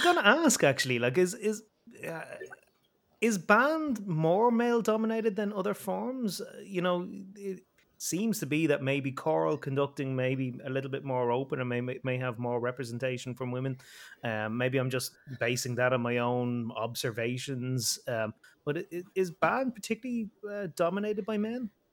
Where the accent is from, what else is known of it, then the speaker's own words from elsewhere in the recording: Ireland; I'm Irish.